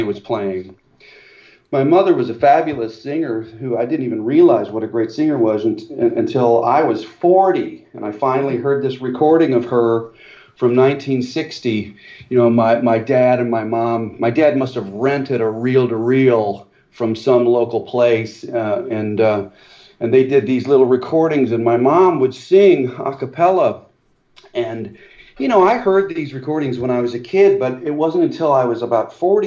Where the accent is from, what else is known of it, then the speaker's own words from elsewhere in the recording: Morton, Illinois, United States; I grew up in Morton, Illinois.